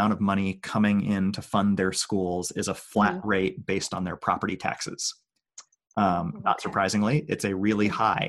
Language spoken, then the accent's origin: English; Oakland, California, United States; I grew up in Oakland.